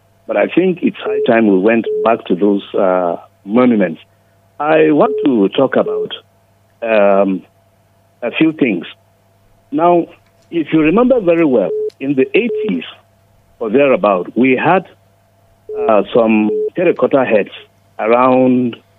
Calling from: Nigeria; I'm calling you from Daria Road.

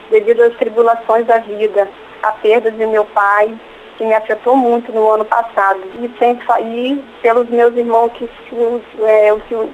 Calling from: Cachoeiro de Itapemirim, Espírito Santo, Brazil; Eu sou de Cachoeira Itapimirim, Espírito Santo.

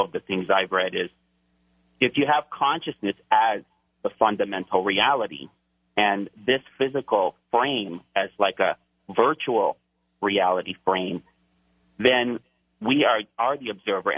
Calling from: Hawaii, United States; I'm calling from Hawaii

